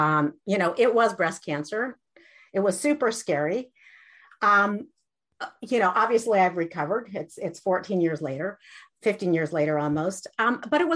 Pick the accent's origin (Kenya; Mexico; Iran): Iran; moved away; I grew up in Iran, and we lost everything after the Iranian revolution